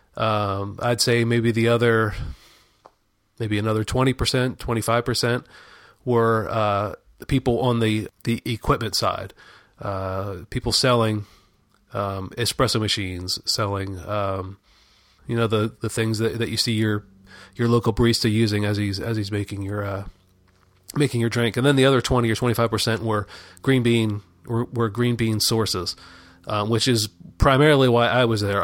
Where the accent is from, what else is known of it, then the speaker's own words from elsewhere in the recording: Pennsylvania, United States; I grew up in Pennsylvania